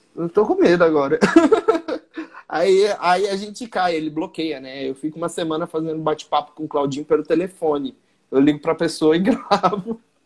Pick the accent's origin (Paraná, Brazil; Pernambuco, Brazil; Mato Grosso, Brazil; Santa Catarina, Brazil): Mato Grosso, Brazil; Eu sou do Mato Grosso sou comediante.